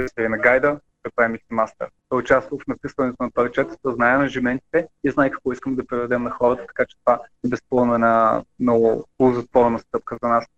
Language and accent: Bulgarian; Bulgaria; ние сме българи